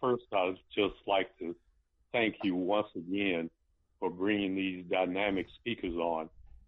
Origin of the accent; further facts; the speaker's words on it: East St. Louis, Illinois, United States; you know I'm from East St. Louis